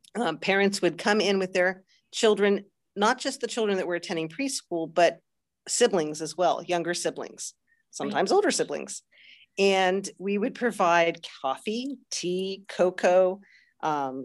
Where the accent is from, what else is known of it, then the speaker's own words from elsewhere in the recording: New Jersey, United States; moved away as an adult; now in Pennsylvania, United States; I hail from New Jersey, that part of New Jersey that the North and South don't like to acknowledge, Central Jersey